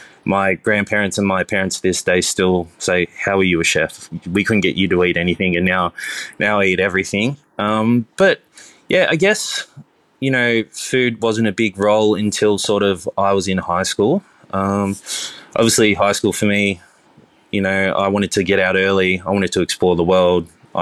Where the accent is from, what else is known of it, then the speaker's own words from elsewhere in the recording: Cronulla, New South Wales, Australia; So I grew up in Cronulla, the Sutherland Shire.